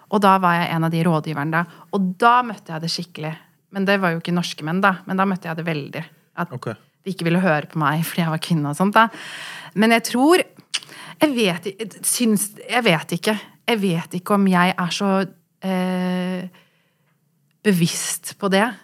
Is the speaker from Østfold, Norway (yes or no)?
no; Oslo, Norway; also born or lived in London; vi er jo fra Furuset